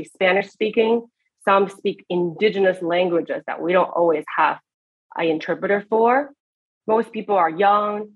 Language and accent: English; Beijing, China; moved away as an adult; also born or lived in Eastern Washington State, United States; now in United States; I grew up in Beijing, China, where we have one of the biggest countries in the biggest cities in the world.